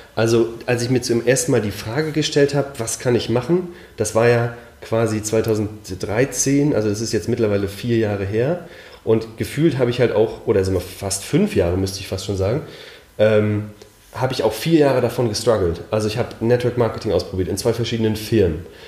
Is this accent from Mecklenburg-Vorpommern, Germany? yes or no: yes; Mecklenburg-Vorpommern, Germany; ich bin in Mecklenburg aufgewachsen